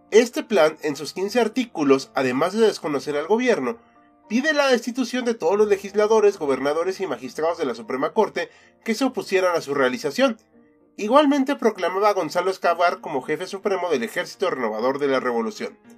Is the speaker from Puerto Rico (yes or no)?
no; Mexico; la mayoría de editores somos mexicanos